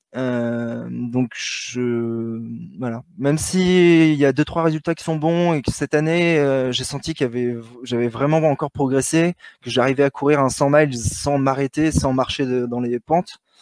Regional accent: Paris, Île-de-France, France; un petit parisien euh, qui, s'entraîne dans le bois de Vincennes

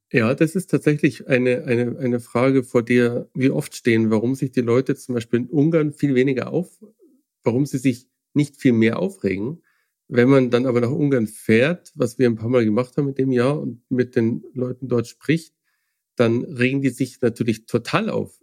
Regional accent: Germany; als Deutsche

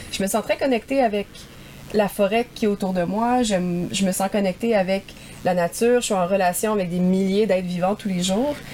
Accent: Montreal, Quebec, Canada; En habitant en ville, j'ai grandi à Montréal.

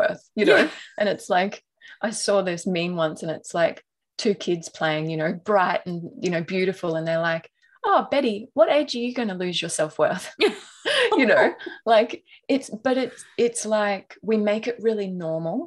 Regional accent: North Queensland, Australia; I grew up in North Queensland

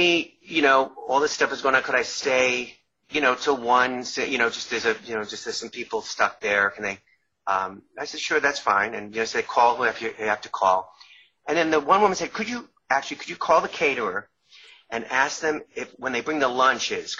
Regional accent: Long Island, New York, United States; accent: New York; moved away; I grew up in New York, and I was still – I grew up in Long Island, and I was living in New York

